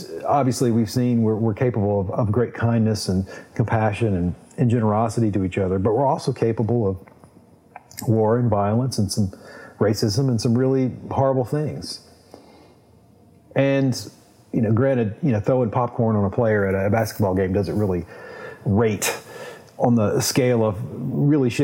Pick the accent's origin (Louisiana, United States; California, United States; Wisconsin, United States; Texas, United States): Louisiana, United States; Baton Rouge; growing up in Baton Rouge, going to the LSU football games with my grandfather